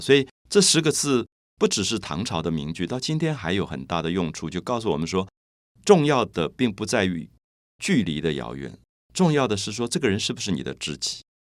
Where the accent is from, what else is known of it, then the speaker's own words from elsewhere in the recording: Taiwan; 然后你觉得我来自台湾